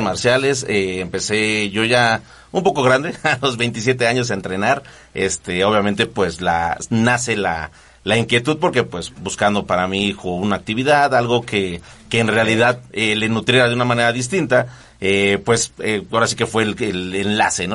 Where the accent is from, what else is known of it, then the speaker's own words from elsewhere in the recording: Nezahualcóyotl, State of Mexico, Mexico; somos de Nesa, Ciudad Nesa